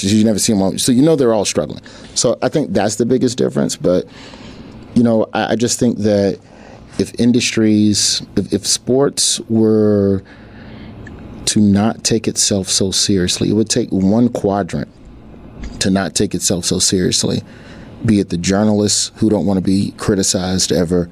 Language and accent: English; Birmingham, Alabama, United States; also born or lived in Memphis, Tennessee; we moved to Birmingham from Memphis when I was in the third grade, and I was never in the same school system for more than 2 years until high school